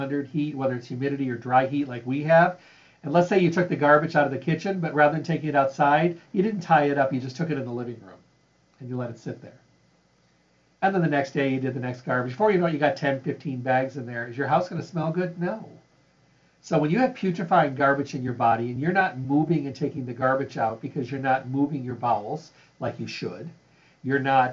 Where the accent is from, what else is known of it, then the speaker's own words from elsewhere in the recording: Midwest, United States; I grew up in the Midwest